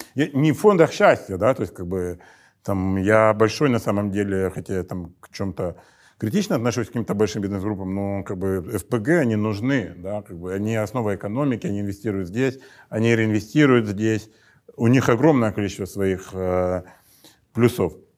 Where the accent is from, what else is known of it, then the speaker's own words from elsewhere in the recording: Donbas, Ukraine; в Донбассе, откуда я родом